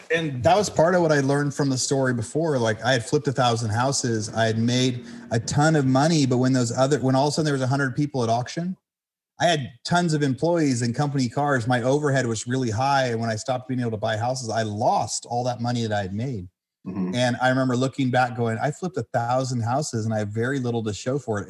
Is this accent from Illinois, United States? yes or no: no; California, United States; I'm from California where the houses were 500 million dollars a piece